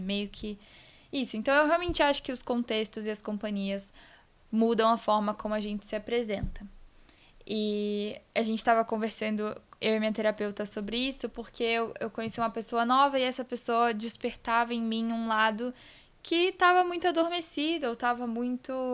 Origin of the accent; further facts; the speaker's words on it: Vitória, Espírito Santo, Brazil; now in São Paulo, Brazil; Vitória, que é onde eu nasci, eu sinto que eles acabam conhecendo um pouquinho de mim também, porque eu carrego as raízes desse lugar muito forte em mim